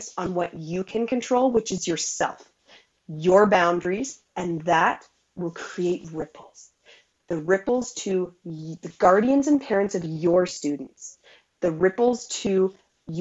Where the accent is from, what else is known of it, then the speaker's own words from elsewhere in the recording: Alberta, Canada; I'm from Alberta, Canada